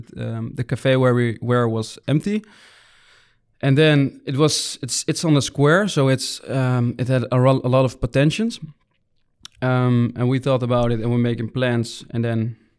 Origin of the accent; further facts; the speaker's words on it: Muiderberg, North Holland, Netherlands; English is a second language; also born or lived in Bussum; Because we grew up in Muidenberg, so that's it's smaller than Büssum, way smaller. And Büssum, I lived also in Büssum. I did my high school over there.